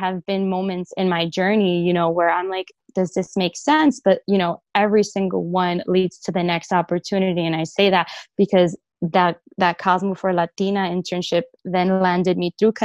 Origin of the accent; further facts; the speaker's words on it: New York City, New York, United States; I grew up in the Bronx, New York